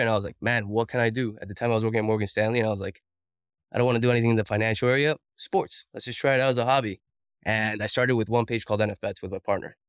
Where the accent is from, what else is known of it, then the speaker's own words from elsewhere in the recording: Colombia; moved away; I'm an immigrant from Colombia.